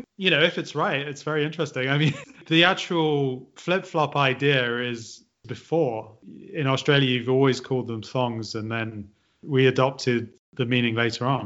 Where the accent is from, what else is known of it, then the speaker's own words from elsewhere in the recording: the Midlands, England, United Kingdom; I'm from the Midlands